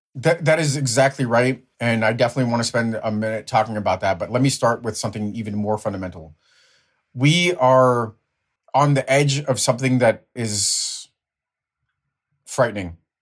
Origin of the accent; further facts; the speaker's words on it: Ukraine; now in United States; my background is Ukrainian, Ukrainian-born